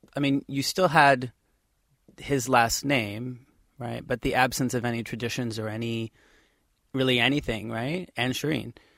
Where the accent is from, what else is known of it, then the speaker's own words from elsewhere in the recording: Midwest, United States; I myself was born in the Midwest